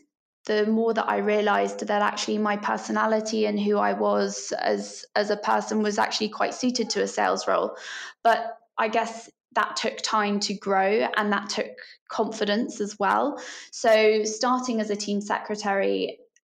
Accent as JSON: {"language": "English", "region": "Scotland", "country": "United Kingdom", "tie": "born or raised there", "also_born_or_lived": "Edinburgh", "moved": "as an adult", "lives_now": "London, United Kingdom", "said": "I grew up in Scotland"}